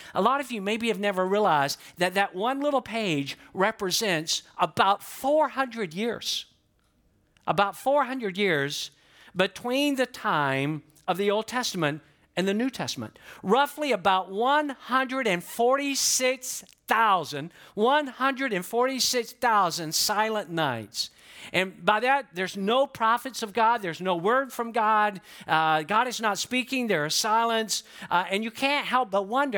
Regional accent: Georgia, United States; now in Florida, United States; I'm from Georgia, but I've been in Florida longer than I ever lived in Georgia

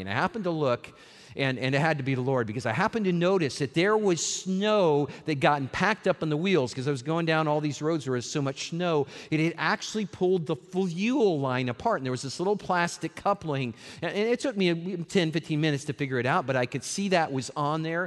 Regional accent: Colorado, United States; moved away as an adult; also born or lived in Seattle area, Washington / Las Vegas, Nevada; now in Lakeland, United States; I grew up on a farm in Colorado

